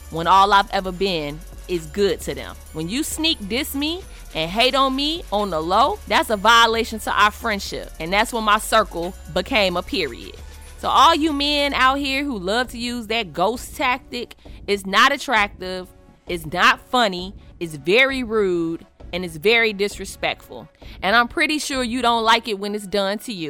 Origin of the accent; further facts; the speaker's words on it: Chicago, Illinois, United States; I'm your sister from Chicago